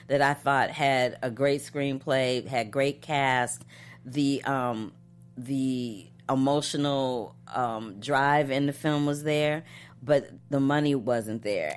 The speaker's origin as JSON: {"language": "English", "town": "St. Louis", "region": "Missouri", "country": "United States", "tie": "born or raised there", "moved": "yes", "said": "in Saint Louis, Missouri"}